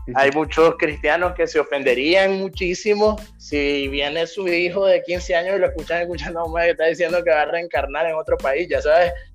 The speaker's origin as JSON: {"language": "Spanish", "country": "Nicaragua", "tie": "born or raised there", "accent": "Nicaraguan", "moved": "yes", "said": "yo en ninguna de mis canciones cambiaría mi acento porque yo soy orgullosamente nicaragüense"}